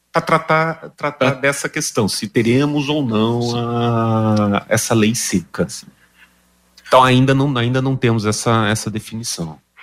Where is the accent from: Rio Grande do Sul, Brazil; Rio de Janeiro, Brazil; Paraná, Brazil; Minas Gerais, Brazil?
Paraná, Brazil; Londrina; Aqui em Londrina, é, eu sou londrinense também